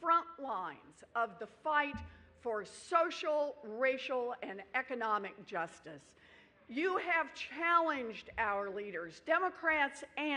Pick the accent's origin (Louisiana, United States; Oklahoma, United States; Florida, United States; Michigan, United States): Oklahoma, United States; I grew up out in Oklahoma on the ragged edges of the middle class